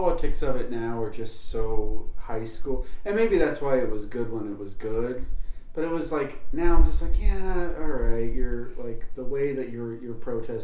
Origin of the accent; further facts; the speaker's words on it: Indiana, United States; I'm a loser from Indiana